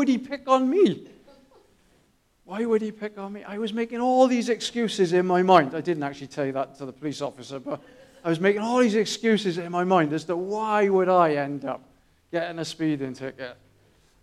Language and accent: English; Newport, Wales, United Kingdom; moved away; I grew up in Newport